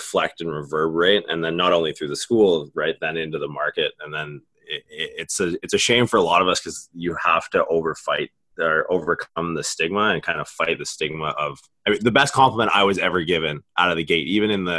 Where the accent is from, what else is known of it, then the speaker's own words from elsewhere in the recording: Canada; now in United States; I'm from Canada originally.